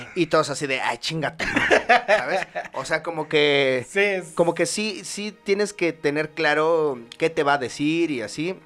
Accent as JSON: {"language": "Spanish", "country": "Mexico", "said": "soy mexicano, ciudadano mexicano"}